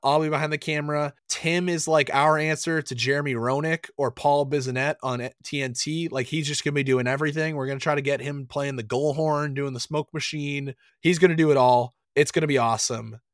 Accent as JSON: {"language": "English", "region": "New England", "country": "United States", "tie": "born or raised there", "said": "Growing up in New England"}